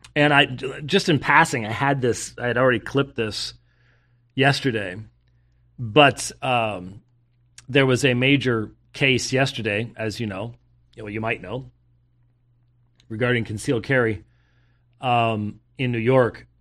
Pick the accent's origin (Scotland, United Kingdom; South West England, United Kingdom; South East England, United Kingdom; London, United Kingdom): Scotland, United Kingdom; I'm Scottish